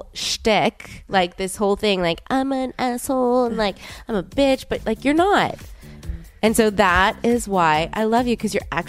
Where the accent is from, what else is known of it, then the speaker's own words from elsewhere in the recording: New Orleans, Louisiana, United States; we grew up in New Orleans together.